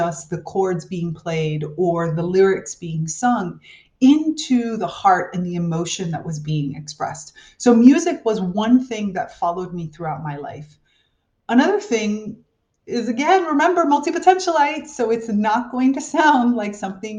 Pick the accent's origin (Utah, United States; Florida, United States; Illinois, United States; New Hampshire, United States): Florida, United States; South; I grew up in South Florida